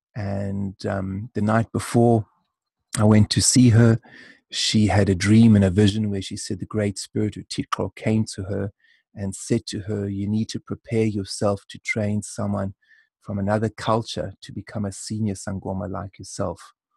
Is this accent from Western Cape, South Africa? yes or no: yes; Cape Town, Western Cape, South Africa; also born or lived in Ireland; I'm brought up in South Africa